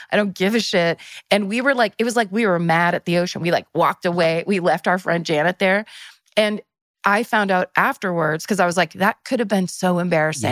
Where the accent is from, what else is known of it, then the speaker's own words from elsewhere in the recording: Northern California, United States; I'm from Northern California